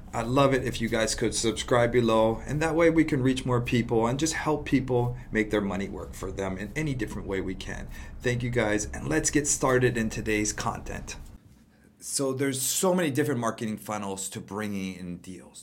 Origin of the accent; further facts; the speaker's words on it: Hawaii, United States; I'm born and raised in Hawaii